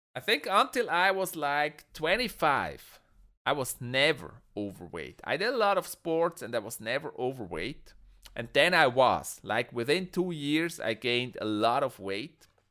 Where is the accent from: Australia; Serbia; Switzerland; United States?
Switzerland; I'm from Switzerland